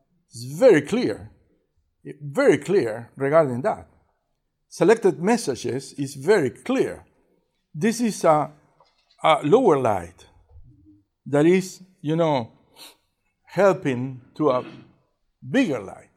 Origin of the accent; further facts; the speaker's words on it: Uruguay; English is a second language; moved away; also born or lived in Argentina; I was born in Uruguay, and at some point I moved into Argentina.